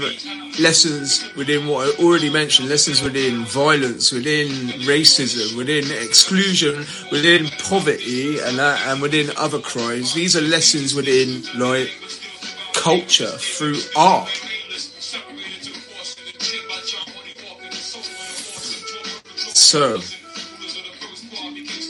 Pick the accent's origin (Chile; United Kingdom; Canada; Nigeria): United Kingdom; being British